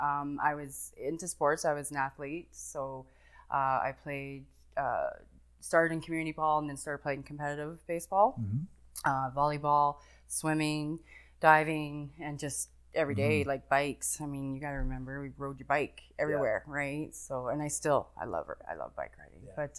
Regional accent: Calgary, Alberta, Canada; Well, I was born and raised here.

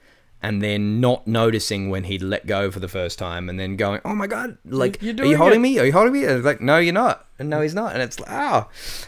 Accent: Adelaide, South Australia, Australia; also born or lived in Penrith, Australia / Melbourne, Australia / Sydney, Australia; Adelaide boy through and through.

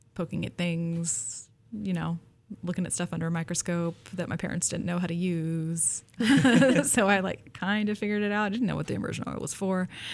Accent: Pacific Northwest, United States; I grew up in the Pacific Northwest

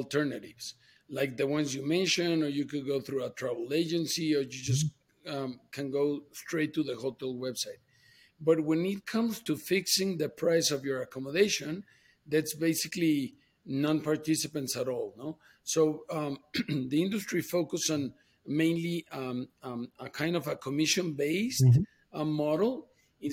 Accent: Mexico; also born or lived in New York / Boston; I came down to Mexico, my home country

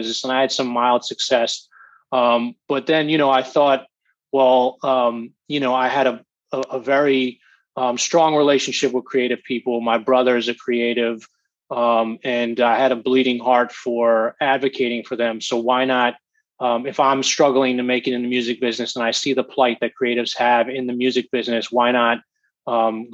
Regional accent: Montclair, New Jersey, United States; I grew up in Montclair, New Jersey

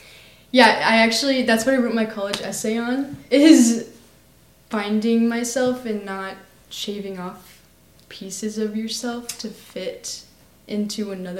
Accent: Austin, Texas, United States; I'm also a senior at Lake Travis High School, and I was born and raised here in Austin, Texas.

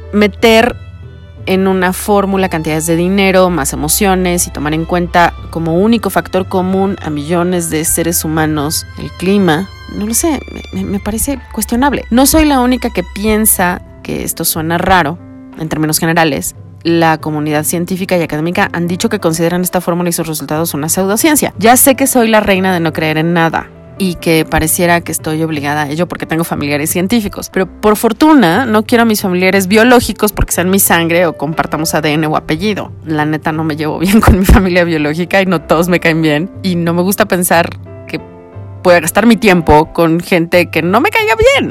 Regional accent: Mexico; los mexicanos

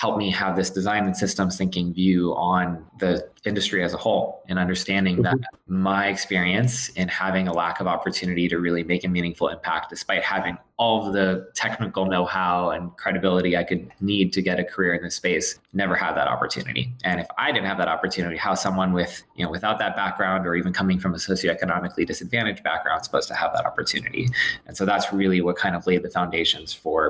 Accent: South Florida, United States; I'm from South Florida originally

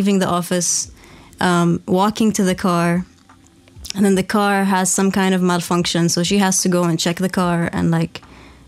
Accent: Oman; also born or lived in Nizwa, Oman / Muscat, Oman; growing up in Oman and going to government school also. I lived in Nizwa from grade 7 to grade 12

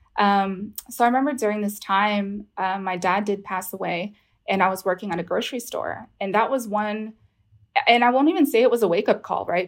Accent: Houston, Texas, United States; I'm calling from Houston, Texas. I'm born from here

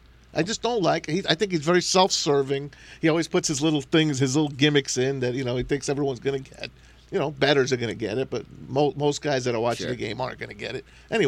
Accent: Jersey City, New Jersey, United States; That's my hometown.

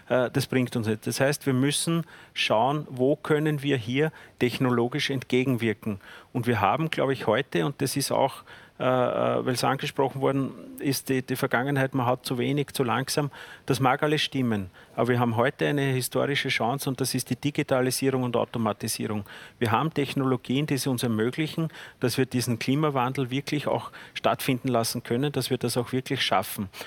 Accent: Lower Austria, Austria; In Zwentendorf, ich komme aus Niederösterreich, haben wir nach wie vor ein atomares Bruno Kreisky Gedächtnisstätte für ein Atomkraftwerk.

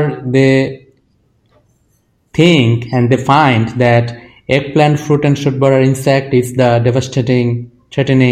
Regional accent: Bangladesh; I am from Bangladesh and I have traveled across the country

